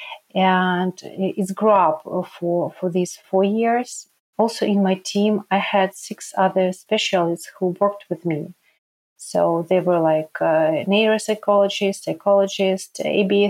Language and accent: English; Ukraine; moved away as an adult; also born or lived in Donetsk, Ukraine; now in Krakow, Poland; I'm from Ukraine. Now I can tell that I'm a refugee from Ukraine.